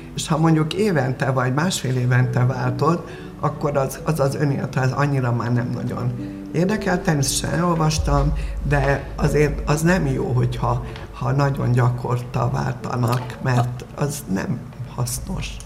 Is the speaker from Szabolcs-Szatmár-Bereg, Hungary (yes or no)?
no; Miskolc, Borsod-Abaúj-Zemplén, Hungary; also born or lived in Lillafüred; Én Lilafüreden születtem, Miskolcon, eh, töltöttem a gyönyörű ifjúságomat, a gimnáziumomat